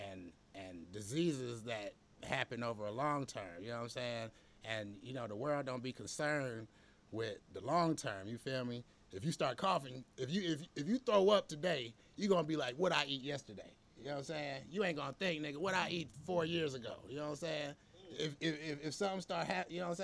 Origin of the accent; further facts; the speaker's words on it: Atlanta, Georgia, United States; I'm from Atlanta.